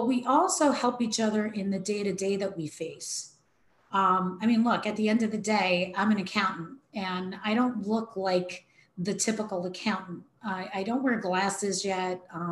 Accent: New York City, New York, United States; I come from New York City

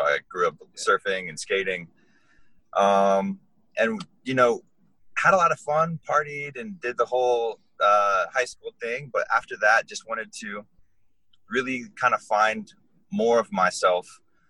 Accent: Hawaii, United States; born there; also born or lived in Florida; now in Iowa, United States; I was born in Hawaii and lived there for a little while.

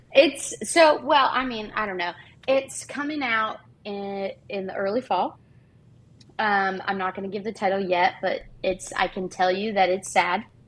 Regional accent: Canada; legally as a Canadian

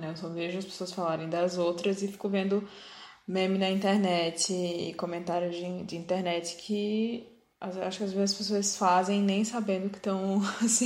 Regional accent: Northeast Region, Brazil; Como negro no Brasil, como homossexual, como nordestino.

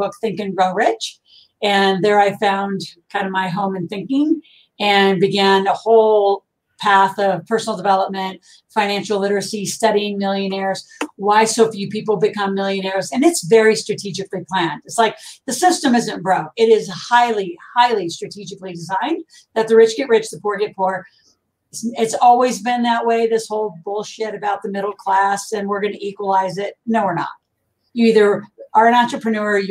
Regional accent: Nebraska, United States; I grew up in a farm in Nebraska

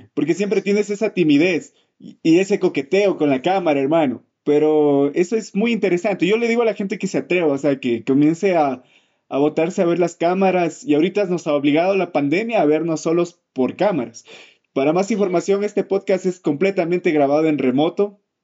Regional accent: Ecuador; esta comunidad ecuatoriana en la que vivimos

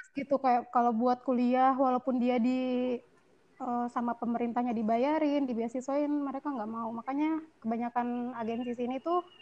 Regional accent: Bekasi, West Java, Indonesia; born there; moved away as an adult; iya cek gue lahir di Bekasi

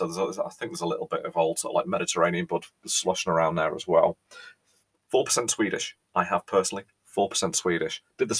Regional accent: England, United Kingdom; But I think as a Brit, as an Englishman, as a British person, there's one thing that we all

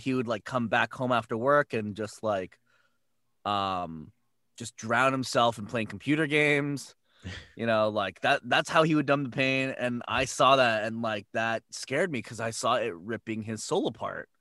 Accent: San Jose, California, United States; I'm from San Jose, and I went to San Francisco to a voiceover conservatory

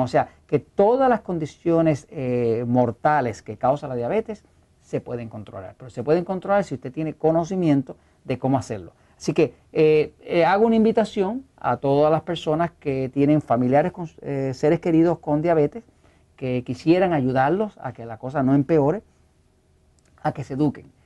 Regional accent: Puerto Rico; accent: Puerto Rican; Acá hablamos puertorriqueño, no sabemos hablar español, eh, hablamos spanglish

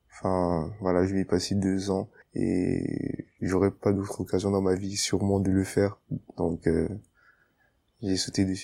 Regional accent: Yaoundé, Centre, Cameroon; accent: Cameroonian; moved away as an adult; also born or lived in Gabon / Tunisia / France; now in Paris, France; Je suis né au Cameroun, mais quand j'ai eu trois ans, du coup, mon père, il a été affecté au Gabon. Donc, j'ai passé quatre ans au Gabon à peu près jusqu'à euh, mes 3 jusqu'à enfin 3 4 4 5 ans jusqu'à mes 8 ans à peu près j'ai je suis revenu au Cameroun

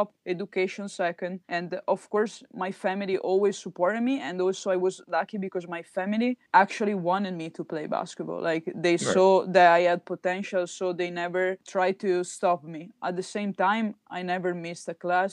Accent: Treviso, Veneto, Italy; I'm from Treviso

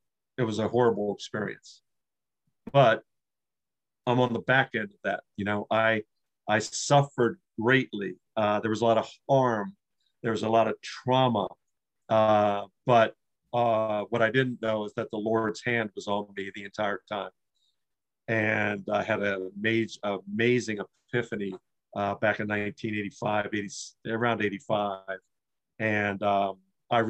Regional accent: Washington, District of Columbia, United States; also born or lived in Maryland; I was born in Washington, D.C. My dad was an Episcopal minister, and he had his church right across the district line. So we lived right outside of or across the street from the border of Washington, D.C.

